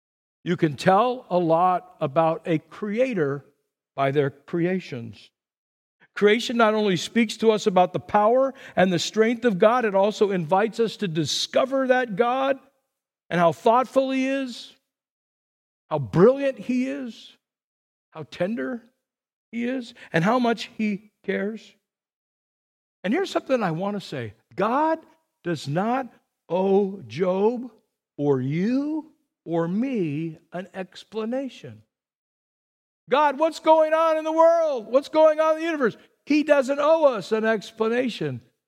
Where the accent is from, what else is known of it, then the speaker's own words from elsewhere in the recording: Burbank, California, United States; I grew up in Burbank, and right around the corner from me was the pigeon man.